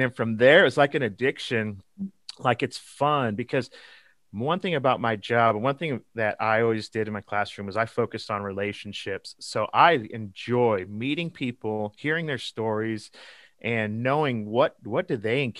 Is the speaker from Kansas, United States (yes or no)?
yes; Garden City, Kansas, United States; So I'm located currently in Eastern Kansas, but I was born and raised in Western Kansas in Garden City, just about 30 miles from the Colorado border.